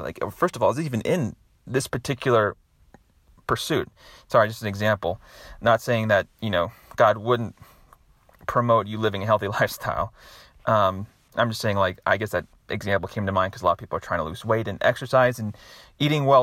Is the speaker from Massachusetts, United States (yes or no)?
no; Nashville, Tennessee, United States; my hometown here in Nashville